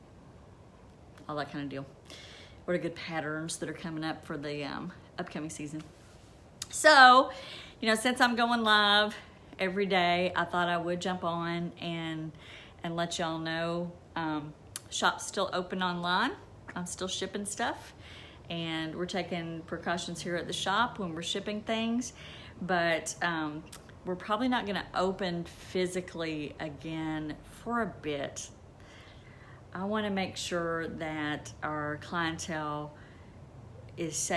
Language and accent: English; Kentucky, United States; I'm from Kentucky. There's a lot of water there, and I grew up